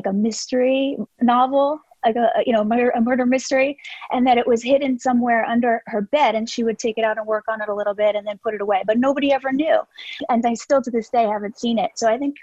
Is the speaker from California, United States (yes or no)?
yes; Southern California, United States; I grew up in Southern California.